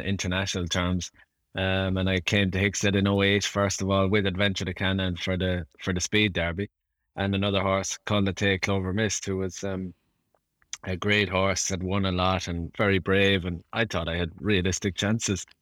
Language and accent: English; Ireland; being Irish